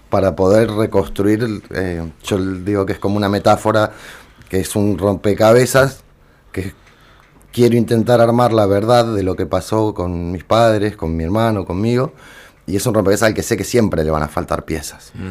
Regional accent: Buenos Aires, Argentina; moved away as an adult; now in Córdoba, Argentina; Mira, yo me fui de Capital Federal en el 99 a Córdoba Capital, eh, porque yo en ese momento tenía 20, 21 años

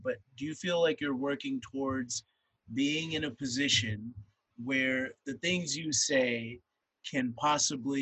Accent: Mississippi, United States; I grew up in Mississippi

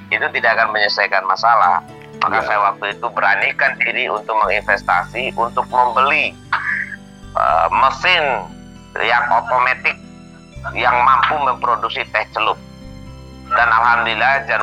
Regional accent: Indonesia; Midom itu adalah kampung halaman saya.

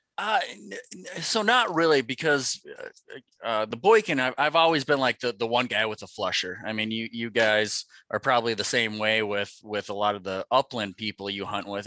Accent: Fargo, North Dakota, United States; I grew up in North Dakota. I'm originally from uh, Fargo

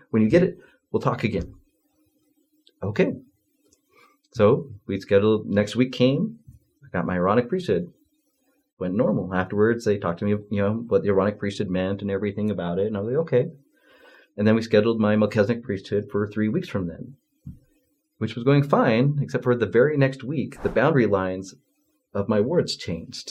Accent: Utah, United States; I grew up in Utah

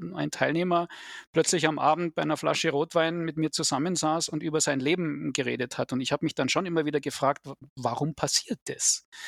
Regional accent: Germany; hier bei uns in Deutschland

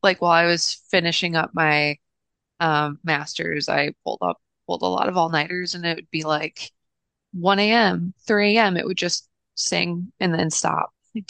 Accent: Ohio, United States; now in Oregon, United States; every time I come home from Oregon to Ohio

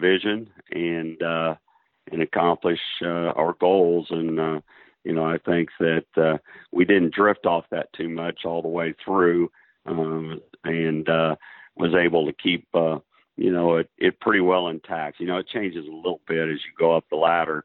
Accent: Kansas, United States; I grew up in a small town in Kansas, a town of about 2,500 to 2,000, and grew up out in the country

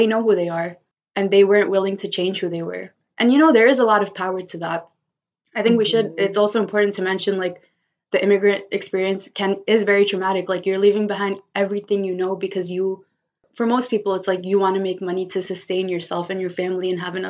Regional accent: United States; born there; Where I'm just like, I can show up as an Indian woman and also understand that I'm also a kid born in America.

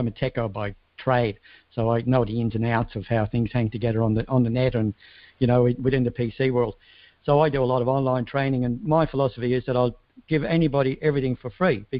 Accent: Ireland; I come from Ireland, so I've got a little bit of a presence there.

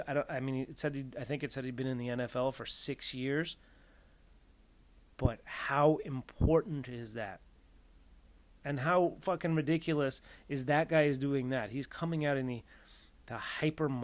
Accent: California, United States; I'm from California

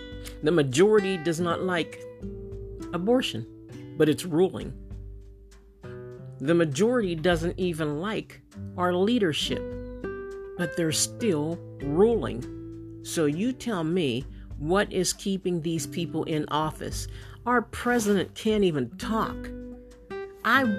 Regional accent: Pennsylvania, United States; I'm from Pennsylvania

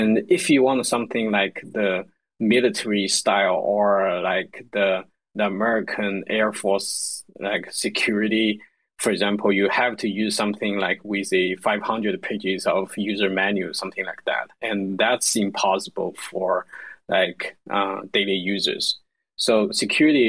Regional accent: China; I'm from China, so I'm more familiar with the developing countries

